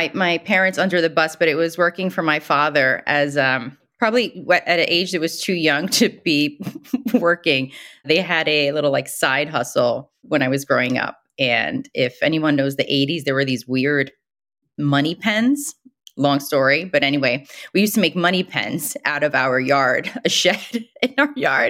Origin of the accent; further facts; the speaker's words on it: Brooklyn, New York, United States; Growing up in Brooklyn in the 80s is very different than growing up in Brooklyn today.